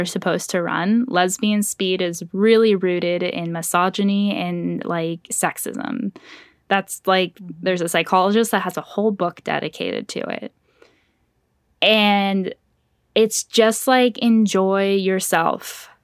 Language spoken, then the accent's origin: English; Orange County, California, United States; moved away as an adult; now in Los Angeles, United States; growing up in Orange County was, like, a sea of Republicans